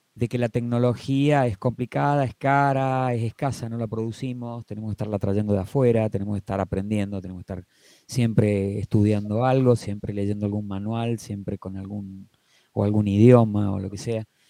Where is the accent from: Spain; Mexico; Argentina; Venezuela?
Argentina; Como argentinos que no somos americanos, ni somos europeos